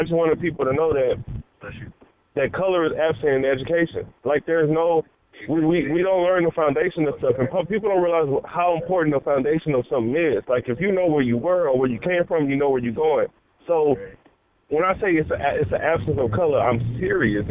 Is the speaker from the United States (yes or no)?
yes; Houston, Texas, United States; I'm in Houston. I'm in Houston, Texas. I'm from Houston